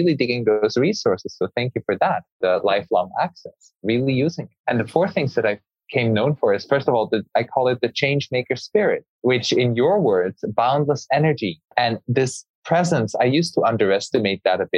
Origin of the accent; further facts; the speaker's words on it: Switzerland; I grew up in Switzerland